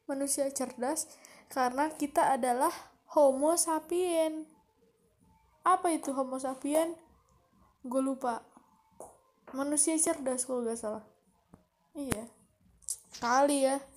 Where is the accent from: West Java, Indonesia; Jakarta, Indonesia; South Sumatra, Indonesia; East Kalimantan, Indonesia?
West Java, Indonesia; Bogor; gue adalah orang Bogor tapi gue bukan suku Sunda gue lahir besar di Bogor tapi gue bukan orang Bogor eh tapi gue bukan orang Sunda Nyokap bokap gue adalah orang Batak